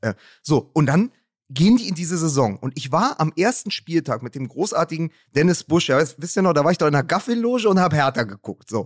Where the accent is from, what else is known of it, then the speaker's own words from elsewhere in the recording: Berlin, Germany; als Berliner